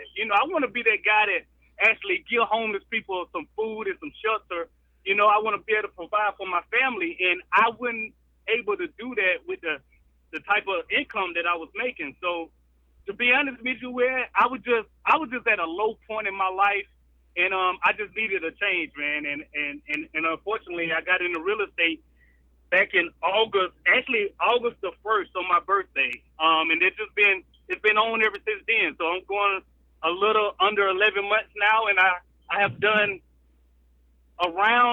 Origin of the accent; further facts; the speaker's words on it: South Carolina, United States; I've pretty much been born and raised in South Carolina